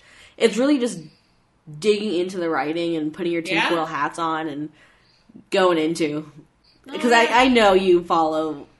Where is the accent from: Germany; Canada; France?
Canada; I'm from Canada.